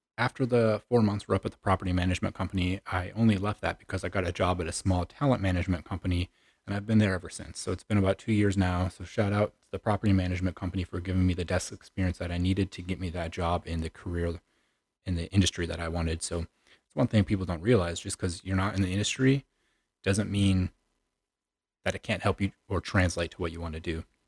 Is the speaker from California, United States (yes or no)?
no; Chicago, Illinois, United States; moved away as an adult; I'm originally from the Chicagoland area. I was born and raised there un, until about early two thousand nineteen